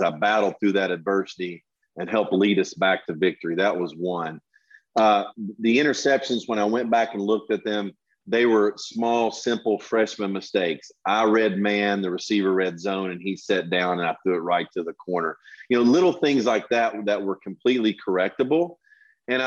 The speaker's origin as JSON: {"language": "English", "region": "Tennessee", "country": "United States", "said": "my home state of Tennessee"}